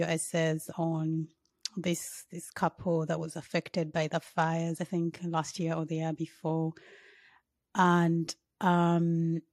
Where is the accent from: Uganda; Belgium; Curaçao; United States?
Uganda; I'm from Uganda